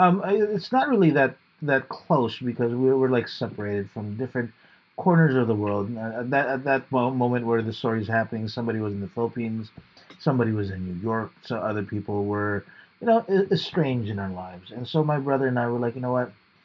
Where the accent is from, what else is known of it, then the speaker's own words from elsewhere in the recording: Australia; I'm just an Australian. Costalasian?